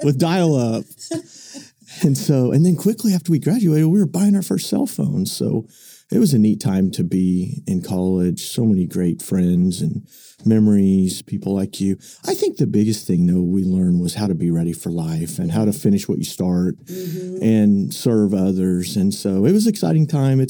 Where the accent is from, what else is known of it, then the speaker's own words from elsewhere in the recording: Okeene, Oklahoma, United States; also born or lived in Edmond, Oklahoma; me being from O'Keen